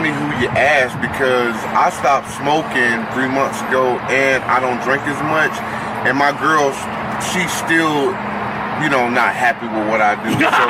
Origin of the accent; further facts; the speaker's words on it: Lake County, Florida, United States; I'm from Lake County, like 45 minutes from here.